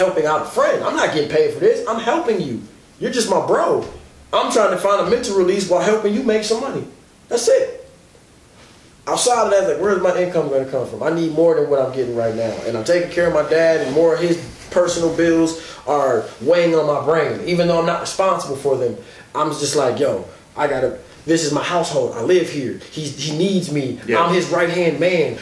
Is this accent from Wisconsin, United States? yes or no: yes; Milwaukee, Wisconsin, United States; I'm from Milwaukee